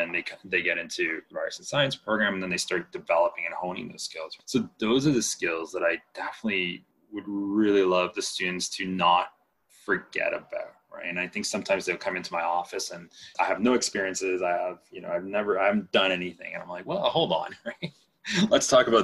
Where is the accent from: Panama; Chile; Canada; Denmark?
Panama; born or raised there; first language Spanish; English is a second language; moved away